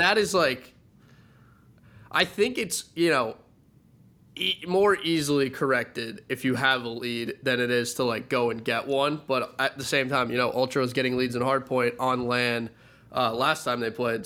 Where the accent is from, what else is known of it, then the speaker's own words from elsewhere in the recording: Midwest, United States; I'm a Midwesterner